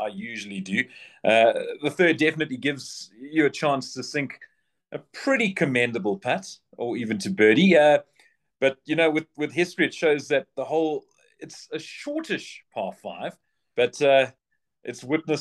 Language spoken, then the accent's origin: English; Port Elizabeth, Eastern Cape, South Africa; now in Johannesburg, South Africa; I'm a PE boy. So, well, I'm from the Eastern Cape.